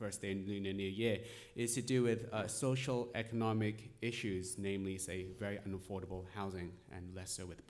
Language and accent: English; Hong Kong; moved away as an adult; now in United States; I'm born and raised in Hai. Born and raised in Hong Kong, I come from MIT.